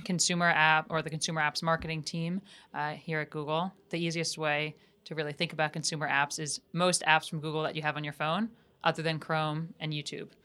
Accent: suburbs of New York City, United States; I grew up, um, outside of New York City in a very, um, white area, uh, the suburbs of New York

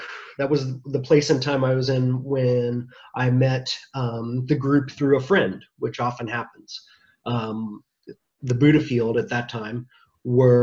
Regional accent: United States; I'm an American

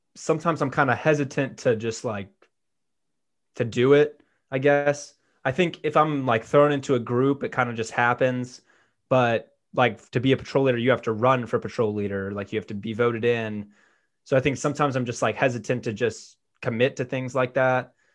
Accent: Birmingham, Alabama, United States; I'm from Birmingham, Alabama

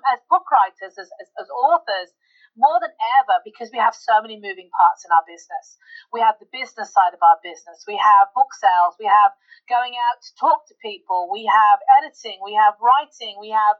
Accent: United Kingdom; I'm the Brit.

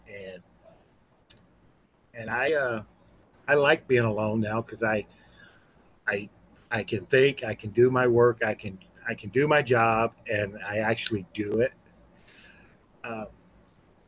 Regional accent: Mississippi, United States; now in California, United States; I've been in California for 40 years. I'm from Mississippi

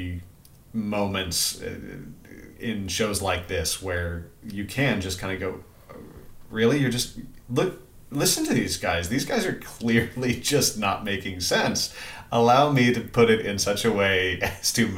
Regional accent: Missouri, United States; accent: Missouri; moved away; the older I get, the more of my Missouri comes right back out

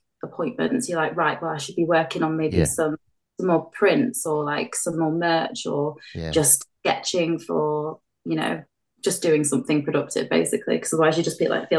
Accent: North West England, United Kingdom; born there; I was born in Cheshire, and I've moved around a lot, to be honest.

